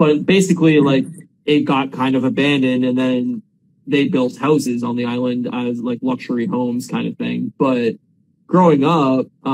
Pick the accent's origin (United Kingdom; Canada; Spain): Canada; Windsor, Ontario; moved away; we're from Windsor originally